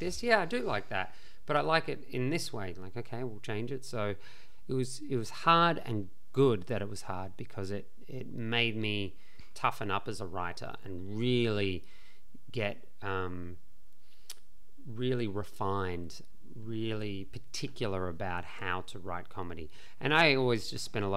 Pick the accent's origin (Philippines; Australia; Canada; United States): Australia; being Australian